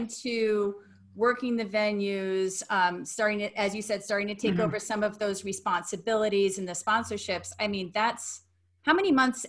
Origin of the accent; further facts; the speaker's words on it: East Coast, United States; now in Colorado, United States; I've relocated to Colorado, but I'm originally from the East Coast.